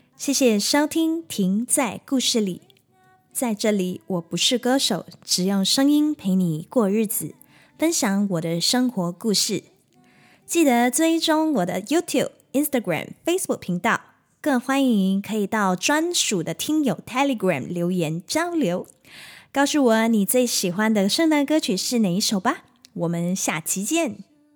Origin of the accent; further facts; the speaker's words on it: Kota Tinggi, Johor, Malaysia; 我的老家各大町邑这个小地方人数不多